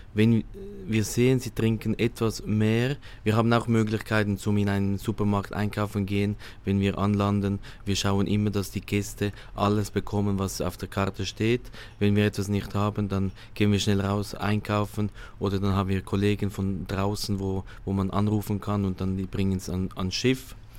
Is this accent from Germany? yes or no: no; Switzerland; moved away as an adult; ich komme aus der Schweiz